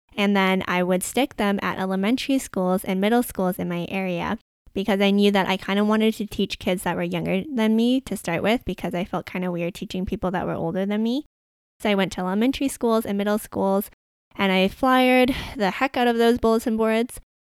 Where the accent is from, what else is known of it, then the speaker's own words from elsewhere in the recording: Vancouver, British Columbia, Canada; I grew up in Vancouver